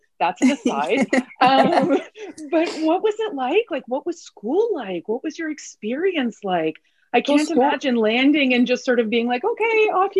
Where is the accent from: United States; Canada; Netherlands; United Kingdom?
Canada; I was two. So for intents and purposes, I'm Canadian.